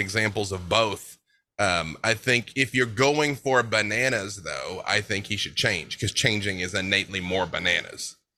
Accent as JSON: {"language": "English", "region": "Arkansas", "country": "United States", "said": "I'm from Arkansas"}